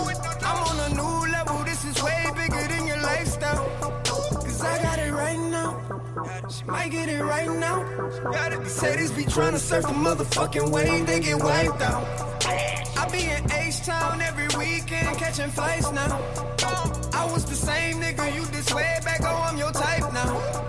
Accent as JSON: {"language": "English", "town": "Houston", "region": "Texas", "country": "United States", "said": "I'm from Houston. H-Town."}